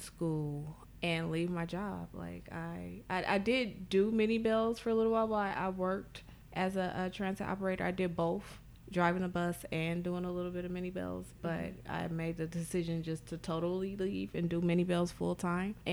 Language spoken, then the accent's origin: English; San Francisco, California, United States; also born or lived in Oakland / Richmond / Sacramento; I am a San Francisco native. I was born and raised in the Western Addition part of San Francisco, which a lot of people know as the Fillmore.